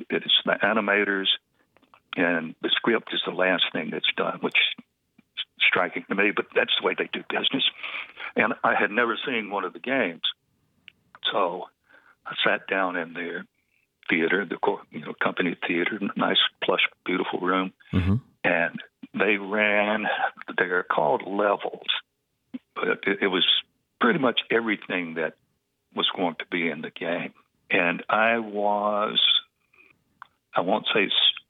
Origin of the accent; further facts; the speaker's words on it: Georgia, United States; From Georgia.